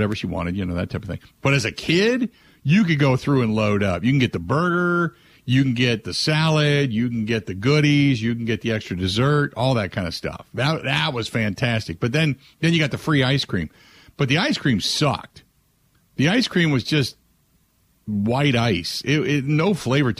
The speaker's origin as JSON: {"language": "English", "town": "Cincinnati", "region": "Ohio", "country": "United States", "tie": "born or raised there", "moved": "yes", "lives_now": "Madison, United States", "said": "they're on every street corner in Cincinnati where I grew up. So I grew up on White Castles"}